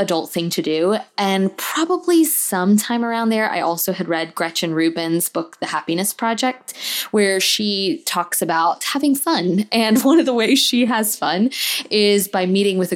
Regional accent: Tallahassee, Florida, United States; I moved back to my hometown of Tallahassee, Florida

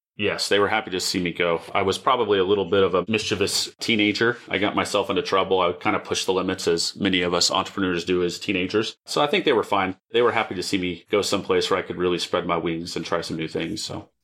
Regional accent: Dallas, Texas, United States; I grew up in a suburb of Dallas, Richardson Plano area. I wasn't born here, but my family landed here in the late seventies

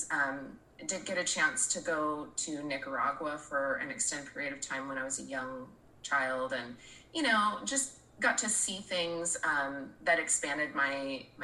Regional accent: Oregon, United States; moved away as an adult; I was born and raised here in Oregon

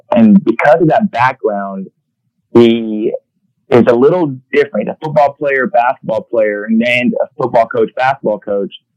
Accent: Houston, Texas, United States; I grew up in the Houston area

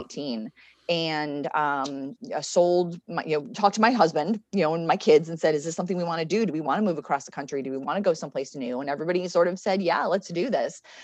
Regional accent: Connecticut, United States; moved away as an adult; also born or lived in Richmond, Virginia / Oklahoma; now in Alexandria, United States; I'm from Connecticut originally.

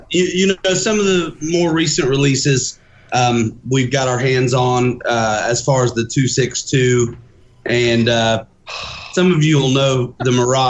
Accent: Muncie, Indiana, United States; moved away as an adult; now in South Bend, United States; I'm from Muncie and I moved here 6 years.

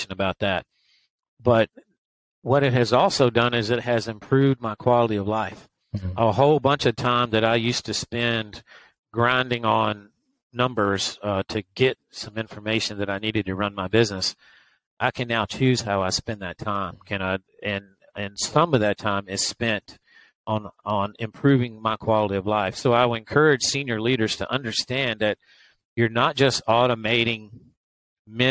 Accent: West Tennessee, United States; moved away as an adult; I grew up in West Tennessee and farm country

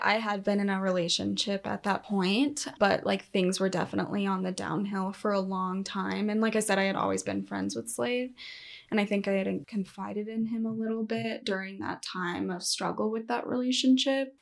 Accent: Colorado, United States; also born or lived in Salida, Colorado; I actually started out kind of out in the middle of nowhere on, like, the plains of Colorado, and from there moved to a mountain town probably halfway through middle school

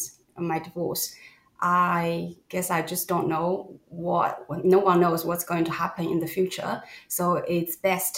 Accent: China; I'm Chinese, and growing up in China

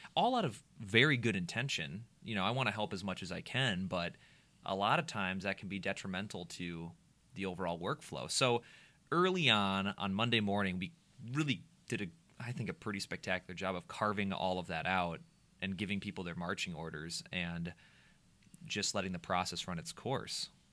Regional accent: Minnesota, United States; the Minnesotan that I am

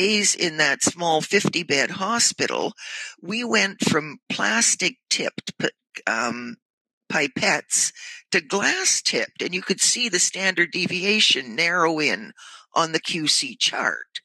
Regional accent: near Sudbury, Ontario, Canada; also born or lived in Port Perry / Toronto; this is near my hometown

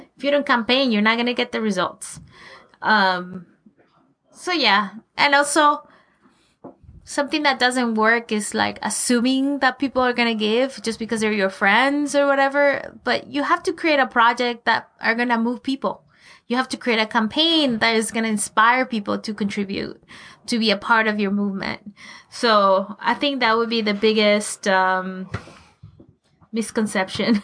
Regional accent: Venezuela; moved away as an adult; also born or lived in Colorado, United States; now in Los Angeles, United States; I grew up in Venezuela, you know, in South America

